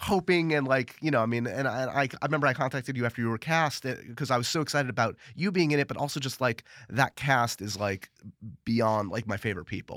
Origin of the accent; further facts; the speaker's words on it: New York City, New York, United States; New York City